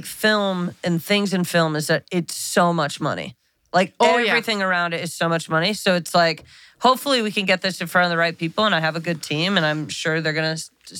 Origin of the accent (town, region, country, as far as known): Connecticut, United States; moved away